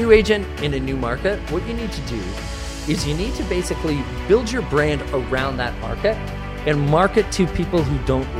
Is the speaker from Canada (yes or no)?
yes; Canada; And you know, just because I'm from Canada doesn't mean that I'm French, eh?